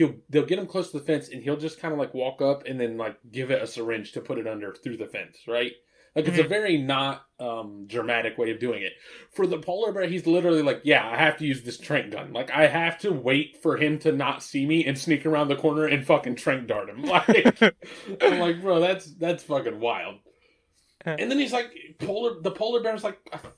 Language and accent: English; Asheboro, North Carolina, United States; We grew up in Asheboro